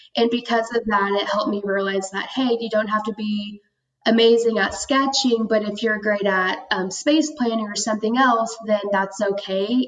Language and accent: English; Tulsa, Oklahoma, United States; also born or lived in Georgia / Norman, Oklahoma; I was um, born in Georgia, but I was raised in Tulsa most of my life. And I grew up there